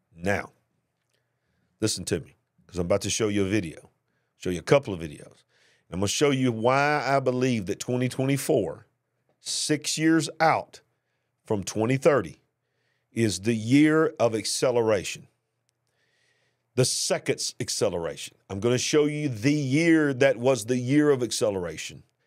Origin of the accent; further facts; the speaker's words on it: the South, United States; accent: Southern; the way you hear me talking, my accent there, I'm not from New York City. And, and the regulations down here in the South was not that bad